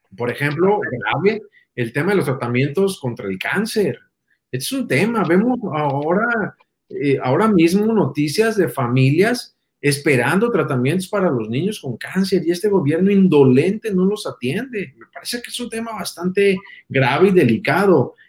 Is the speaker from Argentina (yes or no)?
no; Mexico